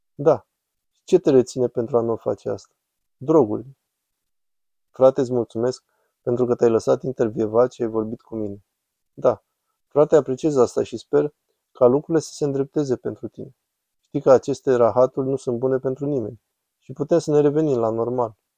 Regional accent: Camden, New Jersey, United States; now in Philadelphia, United States; Camden, New Jersey

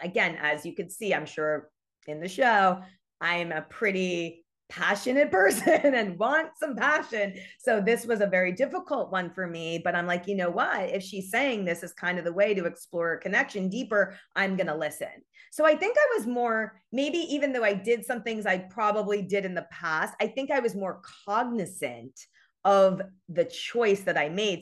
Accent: New York, United States; moved away as an adult; now in Los Angeles, United States; I'm from New York, born and raised. I've moved to L A seventeen years ago.

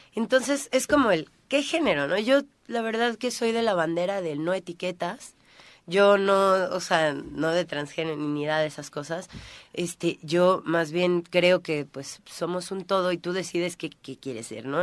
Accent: Cuernavaca, Morelos, Mexico; moved away as an adult; now in Tulum, Mexico; soy de aquí, soy de Cuernavaca, tengo un gran, una gran parte de mi corazón aquí.

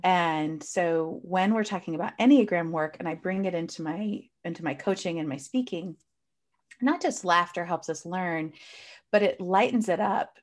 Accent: United States; I clearly live in the United States. Well, at least I'm clearly from the United States. You can hear from my accent.

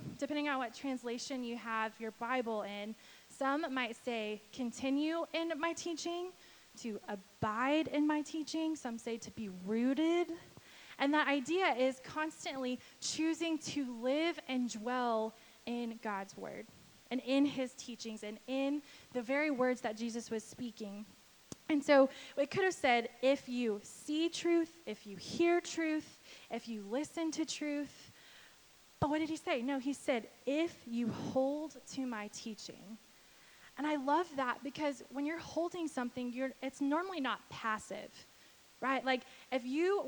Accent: Texas, United States; I'm from Texas

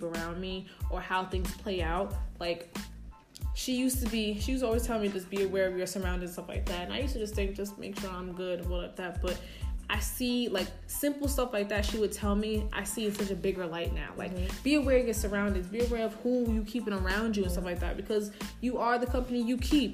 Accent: New York City, New York, United States; I'm all from the Bronx.

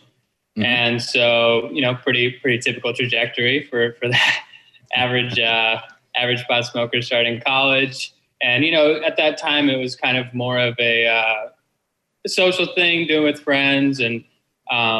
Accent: Detroit, Michigan, United States; moved away as an adult; also born or lived in Southern California; now in California, United States; So I was born in Southern California, but I mostly grew up in Detroit, in the Detroit area in Michigan.

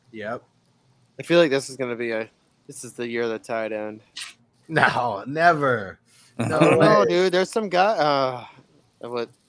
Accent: South Carolina, United States; now in Minnesota, United States; I ain't from Minnesota. I just live here. I'm from South Carolina

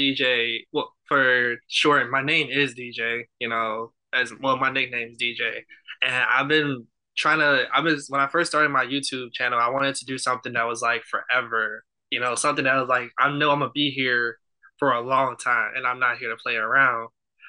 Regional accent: Chicago, Illinois, United States; Yes, I'm from Chicago. But I was raised in Chicago, sort of, but I like moved around a lot.

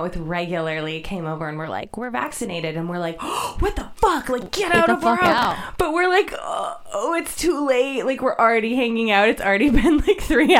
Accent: Boston, Massachusetts, United States; also born or lived in Indiana; now in Shasta County, United States; So we happen to live there, which is really cool because I'm from Boston, Massachusetts, where nobody is like that at all.

